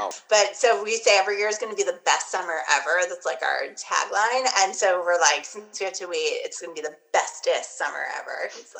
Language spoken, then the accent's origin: English; New York, United States; But they did happen to come to my hometown while I was in high school on Long Island in the late 90s.